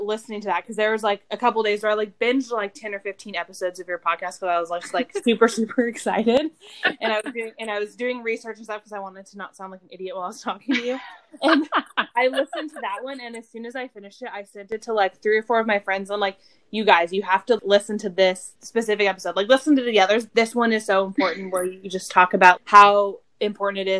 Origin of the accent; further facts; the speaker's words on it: Quincy, California, United States; moved away as an adult; also born or lived in Reno, Nevada; I grew up in Quincy, which is, you know, lots of horse stuff